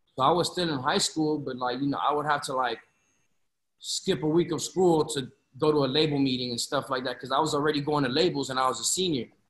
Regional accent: Florida, United States; also born or lived in Chicago, Illinois; I moved to Florida when I was like three, four years old

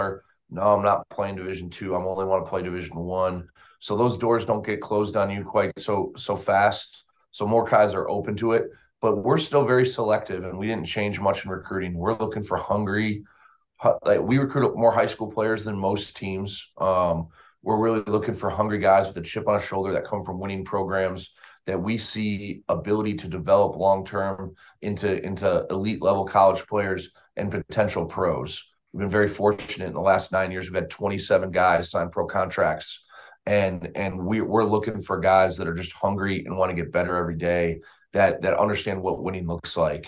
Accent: Wisconsin, United States; moved away as an adult; now in Charlotte, United States; I'm from Wisconsin originally, but I own a home about 3 blocks from Panthers Stadium.

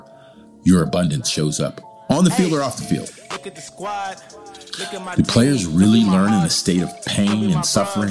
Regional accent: California, United States; now in China; as a Californian

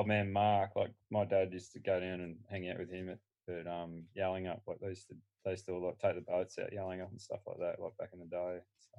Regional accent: Canberra, Australian Capital Territory, Australia; I was born in Canberra, but I wasn't conceived there because my old man went and worked for the government in Canberra, but they both came from Western Australia, and it was their first big move when they did move to Canberra.

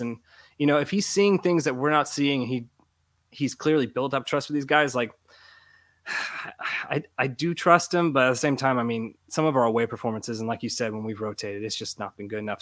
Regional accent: Florida, United States; I was born and raised in Florida

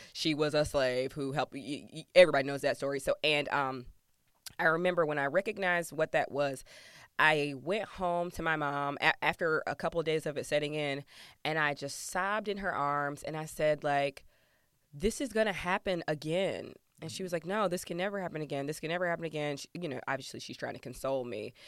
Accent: Georgia, United States; moved away; I'm from Georgia originally

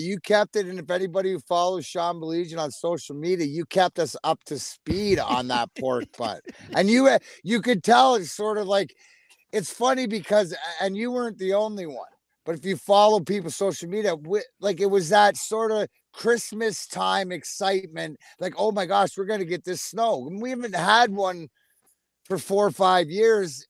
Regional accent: Canada; now in Michigan, United States; I'm Canadian, right? We all know I'm Canadian.

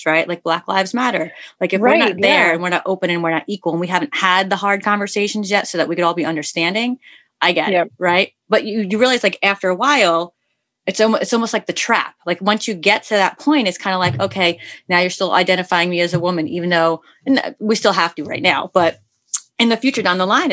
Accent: New York City, New York, United States; I come from New York City

